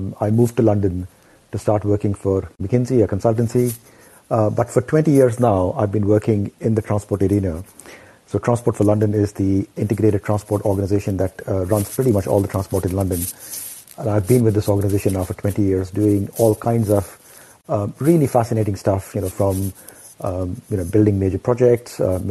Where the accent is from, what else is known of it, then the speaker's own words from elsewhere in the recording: Ranchi, Jharkhand, India; moved away; I grew up in Ranchi